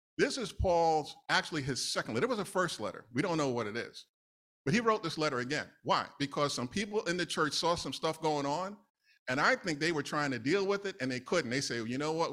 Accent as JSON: {"language": "English", "town": "New York City", "region": "New York", "country": "United States", "tie": "born or raised there", "said": "I grew up in New York, N Y C"}